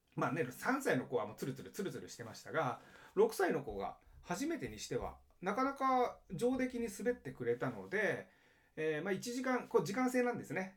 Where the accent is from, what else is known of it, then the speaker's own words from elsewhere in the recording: Japan; now in Los Angeles, United States; 僕、まあ、日本人で、奥さんも日本人なんですね